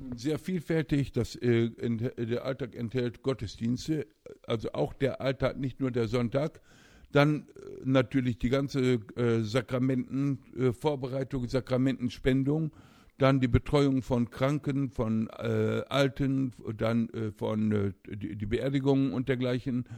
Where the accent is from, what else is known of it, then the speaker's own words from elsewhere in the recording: Osnabrück, Lower Saxony, Germany; moved away as an adult; in meiner Heimatstadt Osnabrück, wo ich aufwuchs